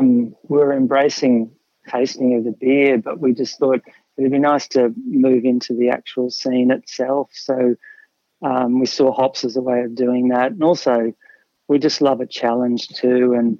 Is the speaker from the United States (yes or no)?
no; Brisbane, Queensland, Australia; So I grew up in Brisbane, out in the Redlands.